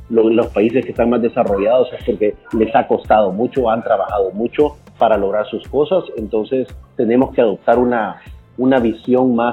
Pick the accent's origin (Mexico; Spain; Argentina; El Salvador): El Salvador; no hay orgullo más grande que he sentido yo que haber ah, puesto a El Salvador, que es mi país, que es mi, cuna, mi